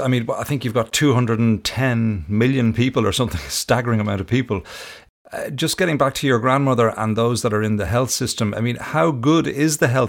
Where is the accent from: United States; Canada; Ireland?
Ireland; Bray, Leinster; my hometown Bray here in Ireland